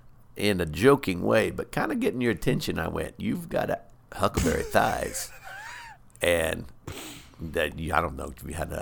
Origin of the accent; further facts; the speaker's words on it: Oklahoma, United States; We're from Oklahoma.